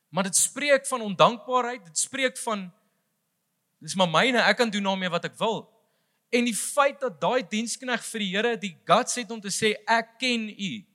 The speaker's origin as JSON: {"language": "Afrikaans", "country": "South Africa", "said": "vir ons as Suid-Afrikaners"}